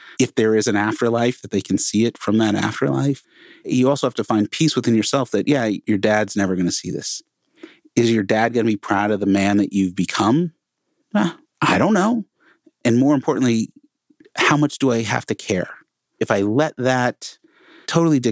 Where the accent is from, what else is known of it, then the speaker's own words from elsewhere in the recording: Connecticut, United States; now in Portland, United States; Before I moved to Portland, I grew up in Connecticut, right outside New York City, small, tiny little town